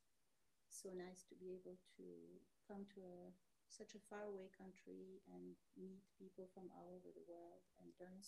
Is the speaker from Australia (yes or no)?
no; Algeria; first language Arabic; English is a second language; moved away as an adult; also born or lived in Morocco; I was born in Morocco. I'm Algerian, born in Morocco. I grew up in Algeria